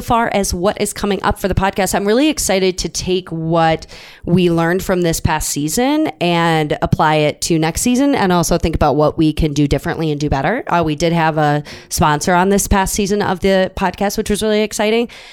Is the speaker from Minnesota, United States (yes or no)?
yes; Minnesota, United States; we're both from Minnesota.